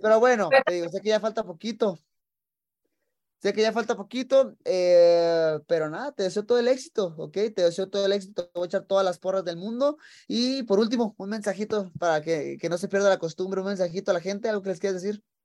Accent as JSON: {"language": "Spanish", "town": "Tijuana", "region": "Baja California", "country": "Mexico", "tie": "born or raised there", "moved": "as an adult", "lives_now": "Las Vegas, United States", "said": "nací en Tijuana, que es frontera con, con San Diego"}